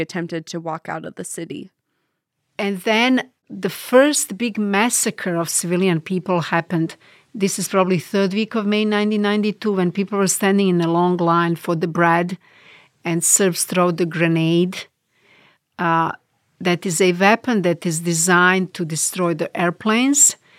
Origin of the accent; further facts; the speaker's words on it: Bosnia & Herzegovina; English is a second language; moved away as an adult; in Bosnia, religions are enriched by each other, meaning uh, we all live in neighborhoods where people from other religions are our first neighbors. And we grew up knowing their religious customs.